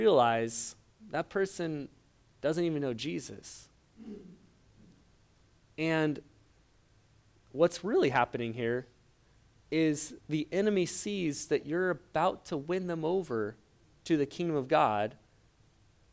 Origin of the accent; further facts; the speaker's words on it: Portland, Oregon, United States; I grew up in Portland, Oregon